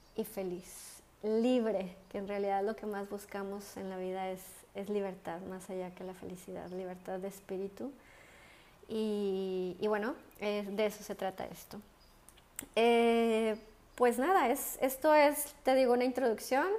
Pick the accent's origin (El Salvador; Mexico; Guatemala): Mexico; moved away as an adult; also born or lived in London; now in Spain; yo soy una mexicana que vive en España. llevo aquí viviendo casi 11 años y antes viví 5 años en Londres